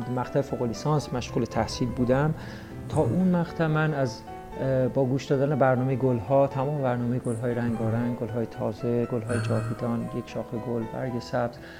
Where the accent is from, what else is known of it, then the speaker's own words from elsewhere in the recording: Juybar, Mazandaran, Iran; در یکی از روستاهای شهر جویبار استان مازندران به دنیا آمدم